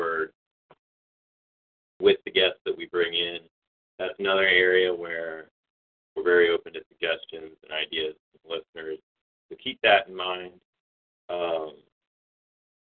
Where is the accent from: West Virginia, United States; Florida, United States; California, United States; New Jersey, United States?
West Virginia, United States; Morgantown; we grew up here in West Virginia and how we grew up, how we were raised. We're sort of first-generation Appalachians